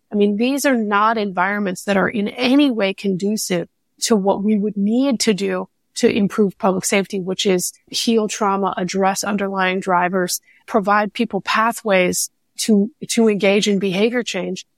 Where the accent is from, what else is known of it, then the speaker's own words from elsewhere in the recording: California, United States; as a Californian, a lot of this actually started in, in my home state